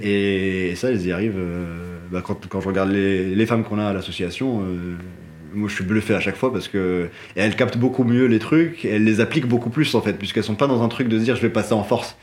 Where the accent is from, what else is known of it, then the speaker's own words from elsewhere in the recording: Morocco; moved away; j'ai grandi au Maroc.